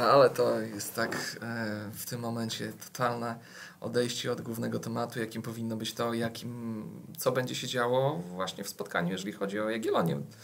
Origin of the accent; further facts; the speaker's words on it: Podlaskie Voivodeship, Poland; u nas w Podlasiu